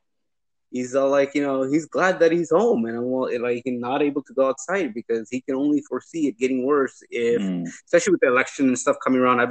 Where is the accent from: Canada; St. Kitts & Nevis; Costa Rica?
Canada; now in United States; I'm Canadian. And I was born in Canada